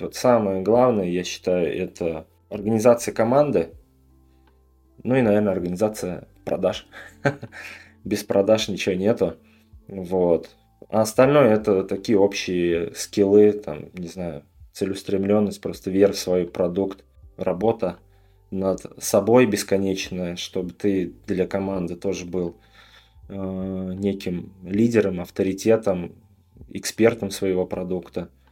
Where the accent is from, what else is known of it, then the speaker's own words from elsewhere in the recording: Tatarstan, Russia; я сам из Татарстана тоже